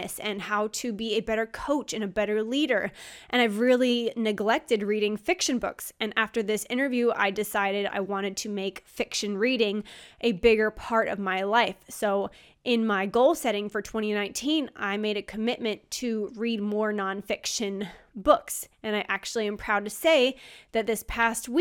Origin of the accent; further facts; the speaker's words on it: Midland, Texas, United States; I was born in Midland.